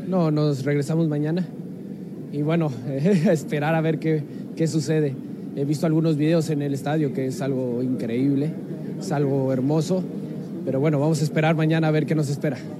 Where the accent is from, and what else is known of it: Mexico; moved away as an adult; now in Naples, Italy